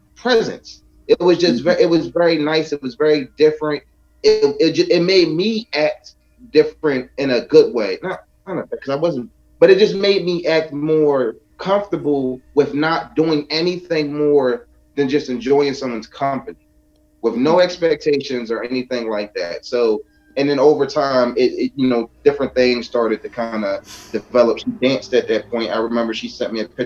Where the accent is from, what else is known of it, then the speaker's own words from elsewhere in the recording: Philadelphia, Pennsylvania, United States; I'm from Philadelphia.